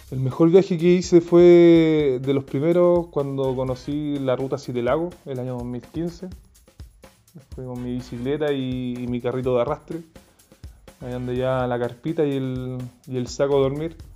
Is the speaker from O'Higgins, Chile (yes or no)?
yes; Chepica, O'Higgins, Chile; ciclista, soldador artesano y esta es la historia de mi primera bici. Yo soy de Chepica, eh, un pueblo de la sexta región.